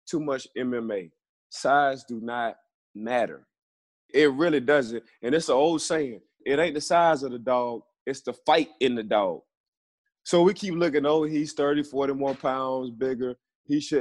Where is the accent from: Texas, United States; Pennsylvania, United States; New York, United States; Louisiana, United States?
Louisiana, United States; New Orleans; we was raised in New Orleans